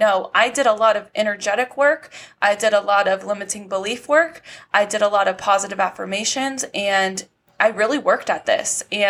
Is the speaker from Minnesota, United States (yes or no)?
no; California, United States; now in Nevada, United States; I was born and raised in California, but obviously, you know, the universe had bigger plans for me, and it like pushed me out. It pushed me out into Nevada.